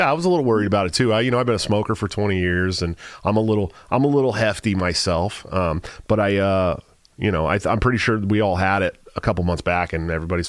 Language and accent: English; Oakland, California, United States; Well, I grew up in Oakland.